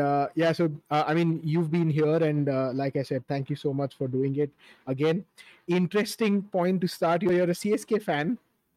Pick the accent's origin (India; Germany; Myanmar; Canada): India; Mumbai, Maharashtra; I grew up in Bombay